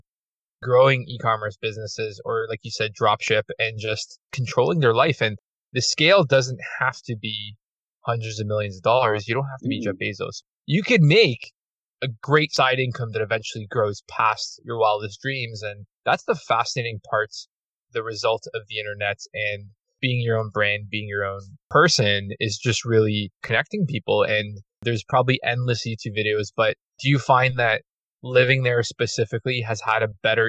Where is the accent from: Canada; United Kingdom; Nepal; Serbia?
Canada; Toronto, Ontario; we're basically borderline outskirts of Toronto, at least where I'm from. And I was born in Toronto